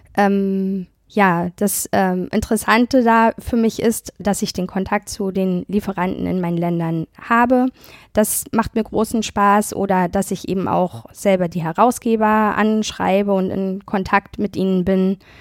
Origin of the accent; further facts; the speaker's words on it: Germany; wir in Deutschland